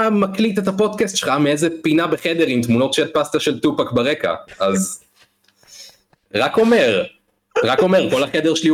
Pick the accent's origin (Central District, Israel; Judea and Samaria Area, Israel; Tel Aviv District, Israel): Judea and Samaria Area, Israel; Oranit; זה יישוב חמש דקות מראש העין